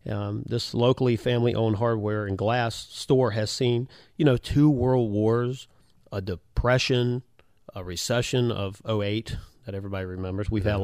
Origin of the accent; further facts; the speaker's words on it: Hampton, Virginia, United States; I grew up in Hampton